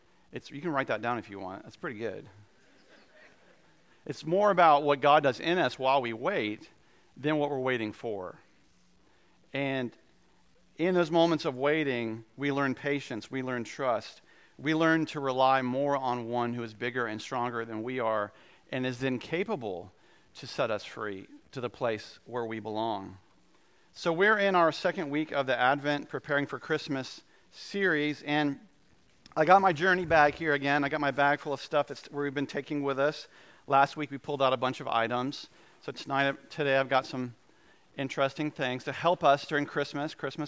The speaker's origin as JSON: {"language": "English", "town": "Goldsboro", "region": "North Carolina", "country": "United States", "tie": "born or raised there", "said": "I grew up in Goldsboro for a couple of years, and they have these creatures in Goldsboro called flying squirrels, and in eastern North Carolina"}